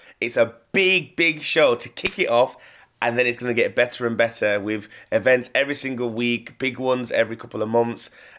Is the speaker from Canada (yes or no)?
no; Leeds, Yorkshire and the Humber, United Kingdom; I'm from Leeds, like I'm not from anywhere else. I rep Leeds, I rep 0113.